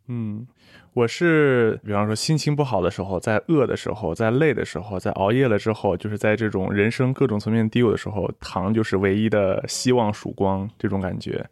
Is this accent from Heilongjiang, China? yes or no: no; Xi'an, Shaanxi, China; moved away as an adult; also born or lived in United States; 我是西安人，应该和你差不多，就是当地都是以面食为主的，从小就是吃凉皮儿、肉夹馍、泡馍、扯面、油泼面